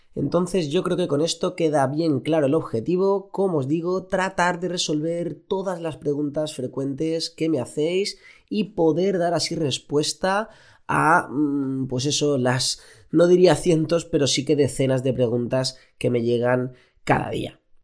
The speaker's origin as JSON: {"language": "Spanish", "town": "Elche", "region": "Valencian Community", "country": "Spain", "moved": "as an adult", "lives_now": "Barcelona, Spain", "said": "yo soy de Elche"}